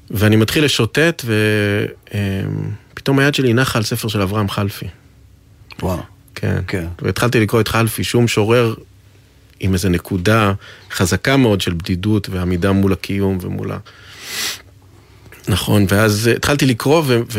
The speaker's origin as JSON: {"language": "Hebrew", "town": "Psagot", "region": "West Bank", "country": "Palestine", "tie": "born or raised there", "said": "ואני גדלתי בפסגות, בהתנחלות."}